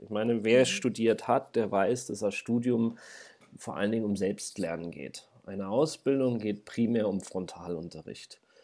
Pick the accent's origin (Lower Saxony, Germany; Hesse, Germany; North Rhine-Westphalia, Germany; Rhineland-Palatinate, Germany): Lower Saxony, Germany; Braunschweig; moved away as an adult; now in Hildesheim, Germany; ich komme ja aus Braunschweig eigentlich